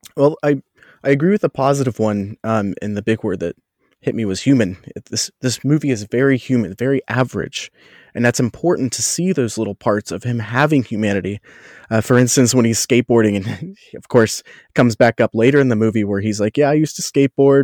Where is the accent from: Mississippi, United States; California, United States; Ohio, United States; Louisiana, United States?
Ohio, United States; Cincinnati; moved away as an adult; also born or lived in Orlando; Growing up around Cincinnati